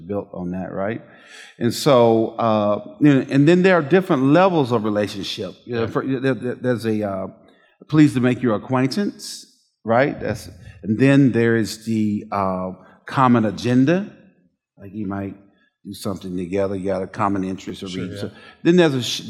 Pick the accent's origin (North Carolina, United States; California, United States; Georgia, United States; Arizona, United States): Georgia, United States; Southwest; As a boy growing up in Southwest Georgia